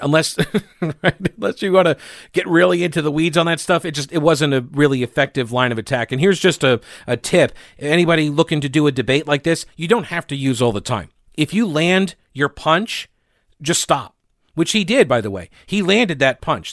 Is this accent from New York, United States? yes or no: yes; New York, United States; now in North Carolina, United States; I was born in New York, nineteen seventy-three. I grew up up there